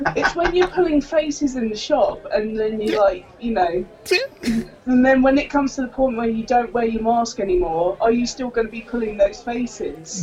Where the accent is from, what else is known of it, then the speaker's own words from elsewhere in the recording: United Kingdom; also born or lived in Canada; being a British person out in Canada